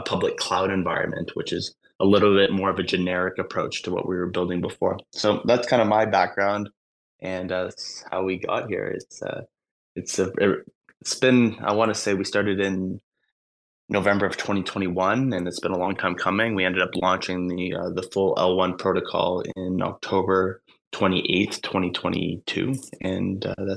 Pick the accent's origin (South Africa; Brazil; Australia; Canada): Canada; I'm from Canada